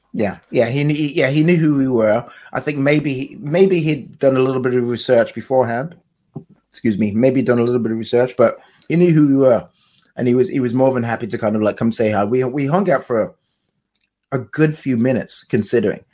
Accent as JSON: {"language": "English", "region": "London", "country": "United Kingdom", "tie": "born or raised there", "said": "this is my hometown"}